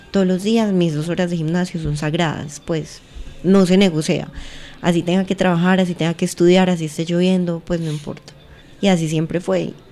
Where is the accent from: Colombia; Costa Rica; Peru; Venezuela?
Colombia; Pereira, Risaralda; moved away as an adult; also born or lived in Santa Rosa de Cabal; now in Medellín, Colombia; nací en Pereira en el eje cafetero, bueno, no nací en Santa Rosa de Cabal, me crié en Pereira en el eje cafetero